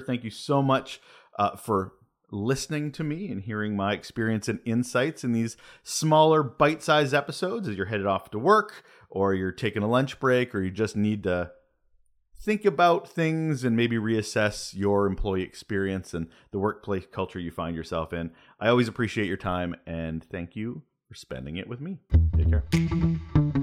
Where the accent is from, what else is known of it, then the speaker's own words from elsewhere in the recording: Canada; I'm Canadian